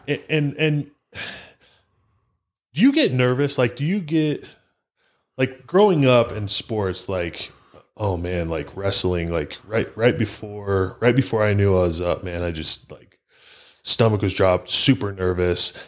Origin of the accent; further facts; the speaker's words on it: Utah, United States; I'm from Utah